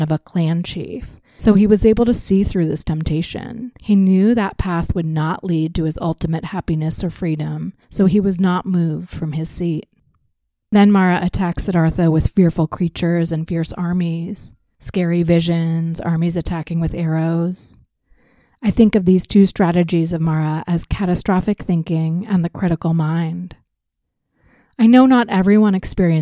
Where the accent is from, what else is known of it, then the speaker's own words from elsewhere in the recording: United States; Growing up in the United States